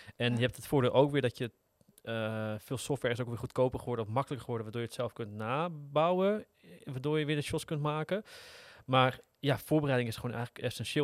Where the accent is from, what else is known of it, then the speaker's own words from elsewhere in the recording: Netherlands; Als Nederlanders